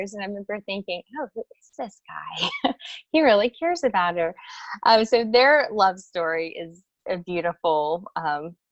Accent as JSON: {"language": "English", "region": "South Louisiana", "country": "United States", "tie": "born or raised there", "said": "I grew up in South Louisiana, and I had a very close-knit family"}